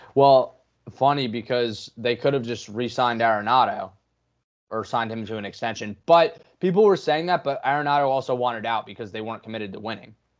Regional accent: New Jersey, United States; growing up in Jersey, Saint Peter's would send letters home

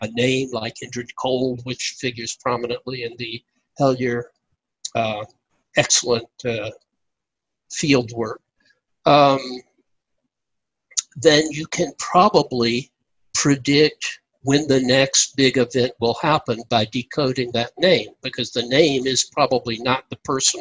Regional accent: United States; moved away; I went down to my hometown, which is out in the central Savannah River area, right across from where they were making the triggers for the nuclear bombs

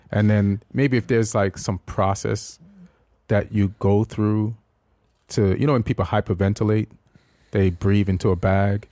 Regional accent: Jamaica; also born or lived in England / New York; now in United States; when I was growing up in Jamaica

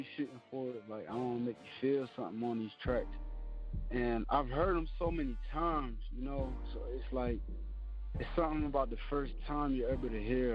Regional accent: Phoenix, Arizona, United States; I was born in Phoenix, Arizona. I just grew up my whole life

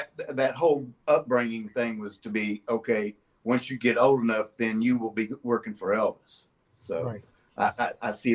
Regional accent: Yokohama, Kanagawa, Japan; born there; also born or lived in Germany; I was born in Yokohama, Japan.

